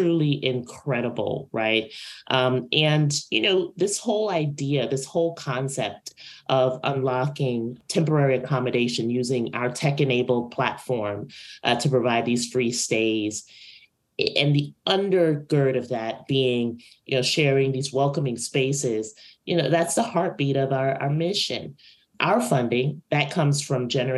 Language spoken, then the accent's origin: English; New York City, New York, United States; my hometown, Brooklyn, New York